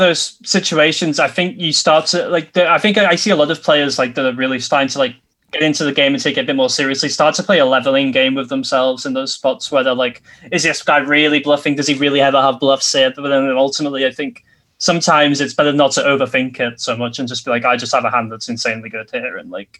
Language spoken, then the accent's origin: English; Bolton, North West England, United Kingdom; Like the players that play for Bolton Wanderers, my hometown team, in the fourth tier